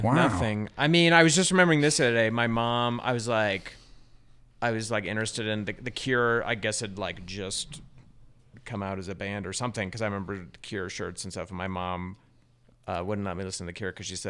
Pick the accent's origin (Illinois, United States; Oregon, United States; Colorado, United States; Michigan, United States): Colorado, United States; Denver; also born or lived in Littleton; In Denver, Central Denver.